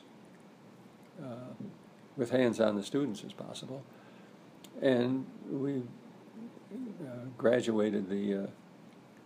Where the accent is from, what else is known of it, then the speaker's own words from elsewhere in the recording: Colorado, United States; also born or lived in Tucson, Arizona; when Carolyn and I moved away from Tucson back to our home state of Colorado